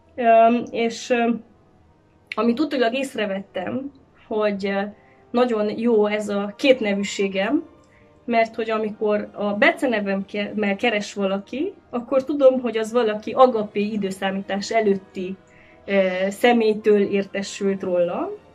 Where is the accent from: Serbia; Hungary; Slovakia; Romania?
Romania; Cluj-Napoca, Cluj County; mint kolozsvári magánember, azt tudom mondani, hogy családunknak nagyon sok eseménye, itt az agapiban zajlott